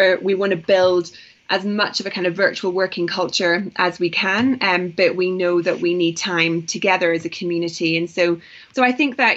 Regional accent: Northern Ireland, United Kingdom; also born or lived in London; now in Nairobi, Kenya; I'm from Northern Ireland

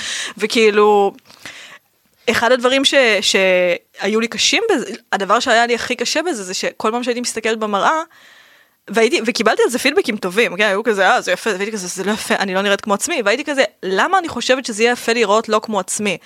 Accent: Rishon LeZion, Central District, Israel; moved away as an adult; also born or lived in Ramla; now in Tel Aviv, Israel; גדלתי בראשון, נולדתי ברמלה ואז כשאני בת חמש גדל, עברנו לראשון

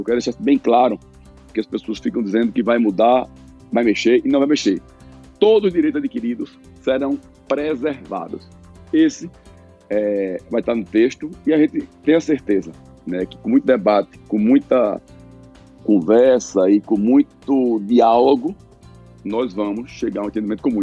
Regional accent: Pernambuco, Brazil; eu sou pernambucano, muito orgulho nordestino

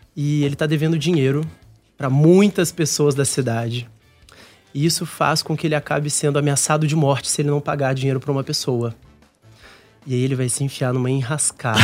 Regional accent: Minas Gerais, Brazil; moved away as an adult; also born or lived in Rio de Janeiro; trabalhando no meu estado, assim. Com o meu bom. sotaque, com os meus colegas conterrâneos

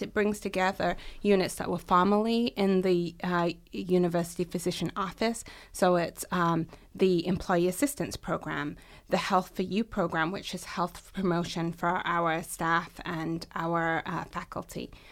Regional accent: England, United Kingdom; moved away as an adult; also born or lived in Massachusetts, United States; now in Michigan, United States; I'm originally from the U K, born and raised in England, and I've lived in the U S sixteen years.

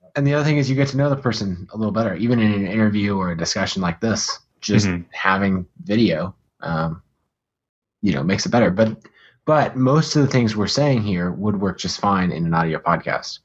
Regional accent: United States; accent: American; my American accent

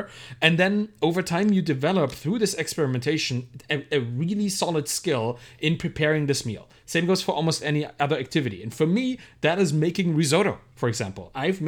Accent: Germany; Yeah, I was raised in Germany.

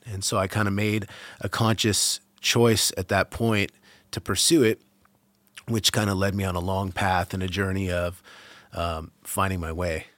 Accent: Massachusetts outside of Boston, United States; moved away as an adult; also born or lived in California; now in Vermont, United States; I grew up in Massachusetts outside of Boston

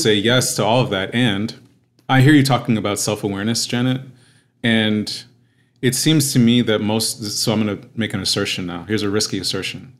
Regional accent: New York, United States; also born or lived in Queens, New York / Westchester County, New York; now in Los Angeles, United States; I'm based in Los Angeles, uh, born and raised in New York. I'm the child of Haitian immigrants

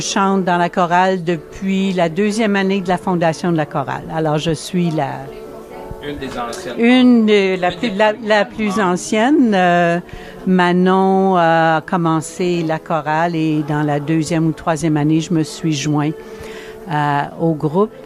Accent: Asbestos, Quebec, Canada; je viens du Québec, je suis, euh, je suis québécoise, je viens de, de la ville d'Asbestos qui veut maintenant changer son nom. Alors, dans les cantons de l'Est

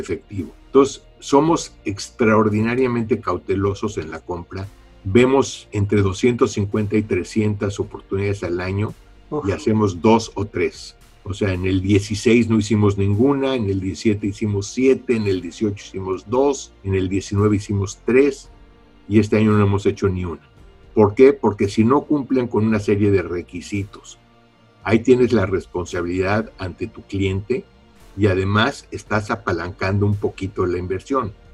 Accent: Mexico City, Mexico; moved away as an adult; also born or lived in San Diego; Nací en la Ciudad de México, estudié ingeniería mecánica eléctrica en la UNAM

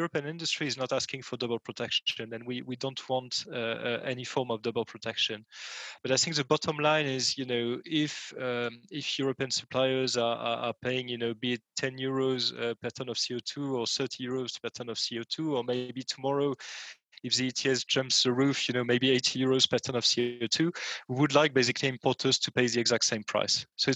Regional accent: France; in my home country, France

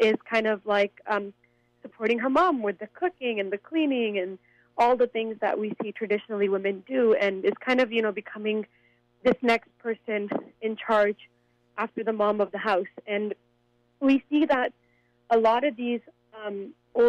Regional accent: Canada; as a young girl growing up in Canada

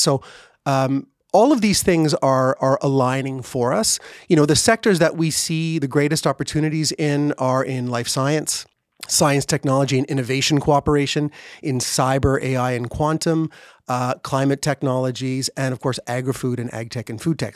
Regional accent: Gatineau, Quebec, Canada; moved away as an adult; now in Israel; I grew up in Gatineau, Quebec, uh, just over the river from Ottawa, and so I lived my childhood in in English and in French.

